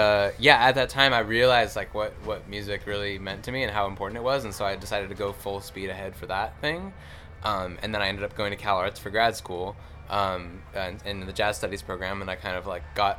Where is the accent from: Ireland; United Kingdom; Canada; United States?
United States; Los Angeles, California; Same place.